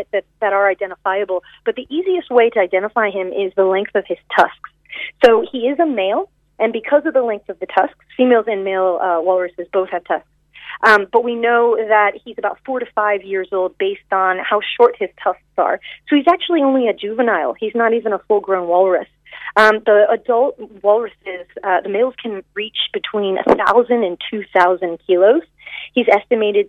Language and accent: English; Virginia, United States; now in Ireland; I'm from Virginia